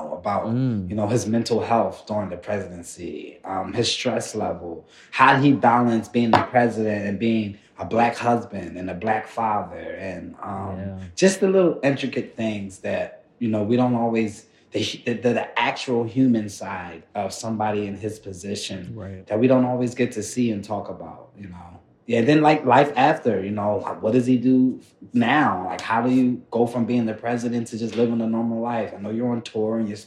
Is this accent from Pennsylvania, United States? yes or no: yes; Philadelphia, Pennsylvania, United States; where we grew up at in North Philly